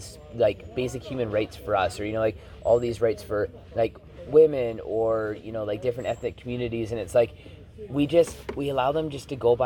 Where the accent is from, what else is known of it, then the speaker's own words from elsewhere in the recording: Canada; as a Canadian citizen